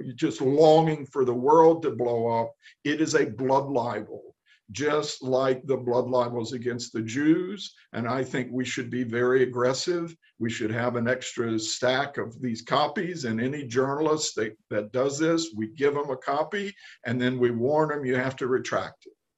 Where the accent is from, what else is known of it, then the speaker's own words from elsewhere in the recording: the Bible Belt, Southern United States, United States; moved away as an adult; now in Israel; I grew up in the Bible Belt.